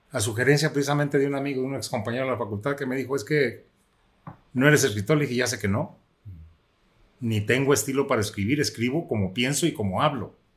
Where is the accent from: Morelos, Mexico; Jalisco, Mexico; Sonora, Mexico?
Jalisco, Mexico; Quitupan; el lugar donde yo nací, que es el municipio de Quitupan, Jalisco